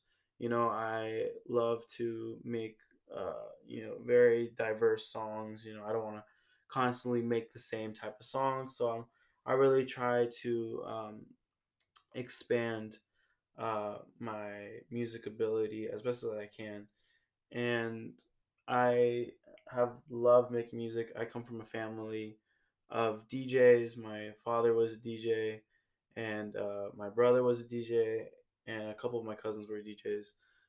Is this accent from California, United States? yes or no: yes; San Francisco, California, United States; born there; So I was born in San Francisco, California, and I moved around quite a bit as a kid.